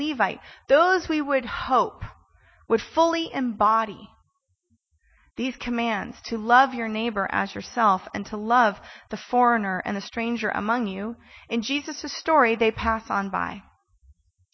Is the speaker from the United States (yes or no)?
yes; California, United States; I'm Californian